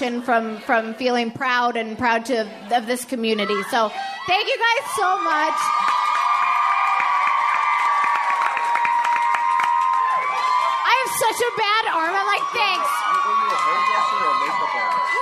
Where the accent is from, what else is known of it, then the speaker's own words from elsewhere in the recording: Edmonton, Alberta, Canada; I'm from Edmonton. It's cold. All we have is hockey